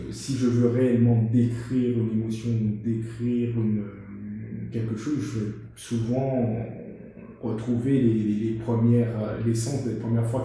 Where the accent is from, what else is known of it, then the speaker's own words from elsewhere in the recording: Guadeloupe, France; l'essence de ce qui fait que je suis moi du fait que je suis guadeloupéen, etc.